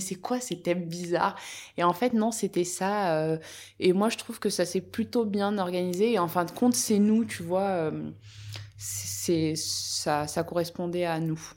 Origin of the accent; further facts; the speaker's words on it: Apt, Provence-Alpes-Côte d'Azur, France; je suis originaire d'Apt dans le Vaucluse